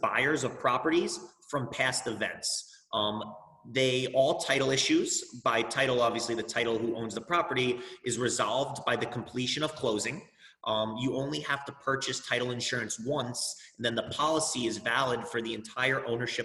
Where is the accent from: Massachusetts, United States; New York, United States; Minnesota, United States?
New York, United States; Roslyn; also born or lived in Indiana; now in New York City, United States; I'm born and raised in Rosslyn, New York. It's on Long Island